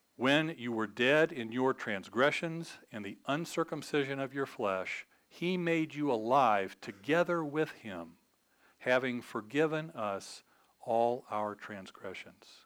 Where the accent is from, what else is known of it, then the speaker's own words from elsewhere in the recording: United States; we're American